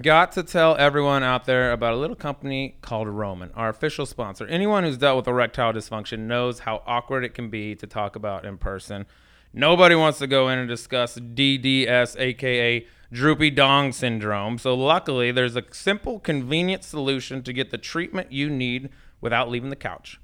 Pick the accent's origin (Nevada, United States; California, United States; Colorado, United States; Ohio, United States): Colorado, United States; I grew up in Colorado